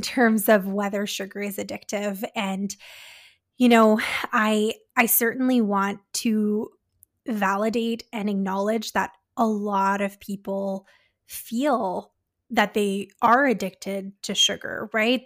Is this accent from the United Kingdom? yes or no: no; Canada; We're Canadian dietitians